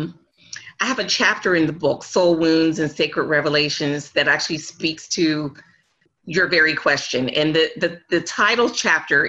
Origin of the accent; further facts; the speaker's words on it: Pittsburgh, Pennsylvania, United States; my family ended up in Pittsburgh, Pennsylvania. We grew up as Native American people secretly